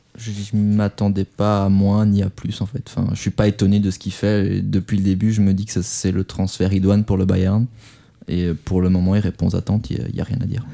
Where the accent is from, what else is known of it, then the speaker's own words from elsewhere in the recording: France; chez nous en France